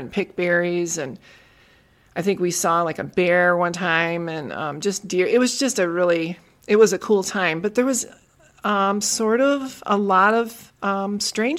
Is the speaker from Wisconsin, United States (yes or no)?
yes; Tomahawk, Wisconsin, United States; it was a small town up in northern Wisconsin. It's about, I would say, about 4 hours north of Milwaukee